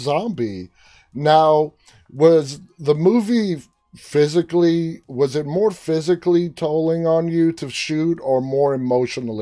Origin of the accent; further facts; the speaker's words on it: New York City, New York, United States; We're fellow New Yorkers. I'm from Queens